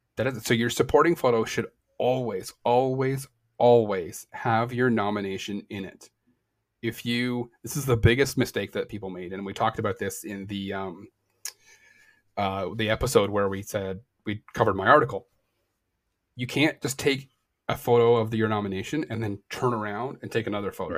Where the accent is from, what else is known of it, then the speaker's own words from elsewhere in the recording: Canada; I am Canadian